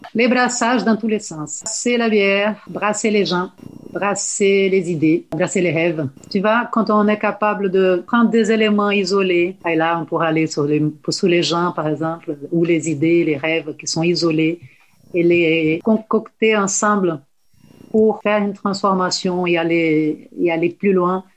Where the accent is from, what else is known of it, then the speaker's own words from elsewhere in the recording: Salvador, Bahia, Brazil; French is a second language; moved away as an adult; now in France; De Salvador de Bahia une terre très ensoleillée